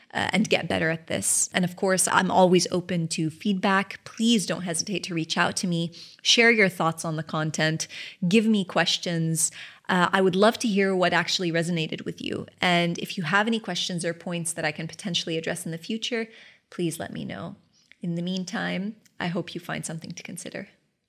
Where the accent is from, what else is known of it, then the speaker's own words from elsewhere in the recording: Kuwait; moved away; new business in Kuwait. Of course, my hometown